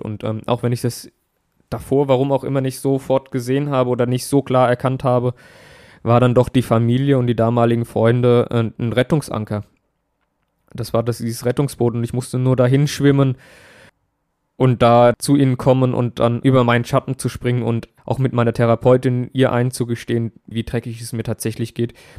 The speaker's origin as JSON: {"language": "German", "town": "Aschaffenburg", "region": "Bavaria", "country": "Germany", "tie": "born or raised there", "said": "Ich musste damals Aschaffenburg und meine Heimat neu erkunden"}